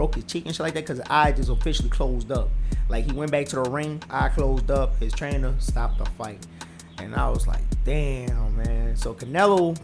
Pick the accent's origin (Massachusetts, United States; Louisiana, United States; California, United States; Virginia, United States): Louisiana, United States; New Orleans; I am from New Orleans